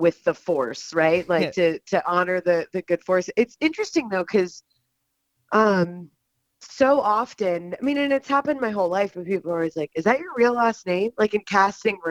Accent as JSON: {"language": "English", "town": "Atlanta", "region": "Georgia", "country": "United States", "tie": "born or raised there", "said": "I'm actually from Atlanta"}